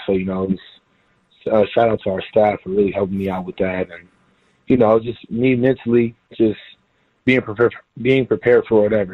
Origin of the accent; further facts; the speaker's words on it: Houston, Texas, United States; moved away as an adult; also born or lived in Fort Worth, Texas / Columbus, Ohio; now in San Diego, United States; I was from Houston